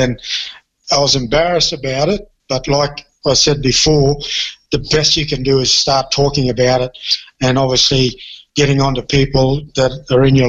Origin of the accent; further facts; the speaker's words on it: Townsville, Queensland, Australia; I'm a Townsville boy. I grew up in Townsville